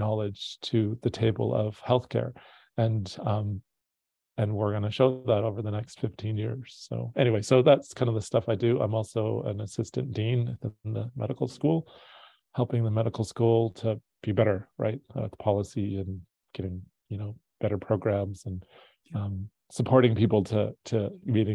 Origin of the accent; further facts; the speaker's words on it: Southern Alberta, Canada; I grew up in Southern Alberta, connecting across each of the reserves